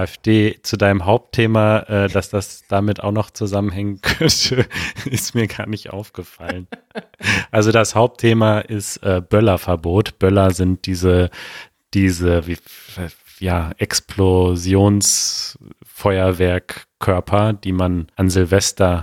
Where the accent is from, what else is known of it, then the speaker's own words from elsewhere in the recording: Berlin, Germany; vor allem als Berliner